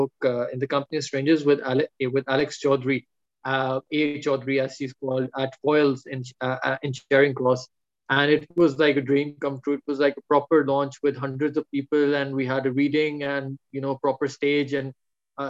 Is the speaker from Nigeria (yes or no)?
no; Pakistan; I'm a Pakistani